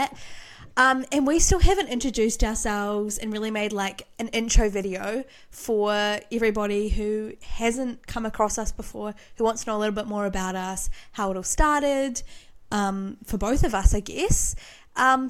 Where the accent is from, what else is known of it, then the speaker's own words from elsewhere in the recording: New Zealand; I am from New Zealand, if you can't already hear from the accent